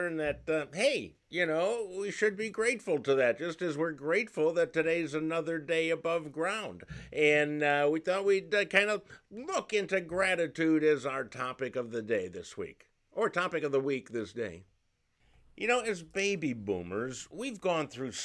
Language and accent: English; Cleveland, Ohio, United States; my hometown of Cleveland, Ohio